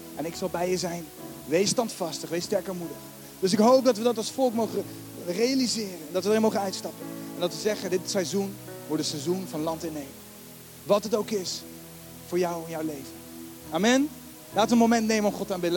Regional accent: The Hague, South Holland, Netherlands; Ik ben geen Rotterdammer, daar ben ik ook dankbaar voor, met alle respect. Ik ben gewoon Hagenaar, ben hartstikke blij.

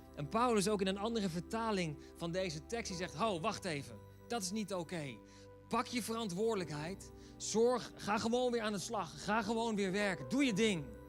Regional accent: Netherlands; wij als Nederlanders

